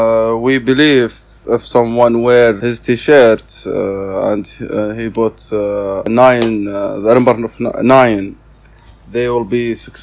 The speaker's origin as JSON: {"language": "English", "town": "Zulfi", "region": "Riyadh Province", "country": "Saudi Arabia", "tie": "born or raised there", "said": "I am from Saudi Arabia, from Riyadh, which is the capital in Saudi Arabia. I grew up in a small city which called Zulfi."}